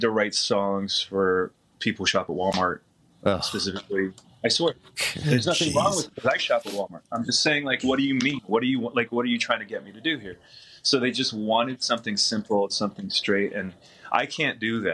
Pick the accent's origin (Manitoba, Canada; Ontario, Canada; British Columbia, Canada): Ontario, Canada; Windsor; my hometown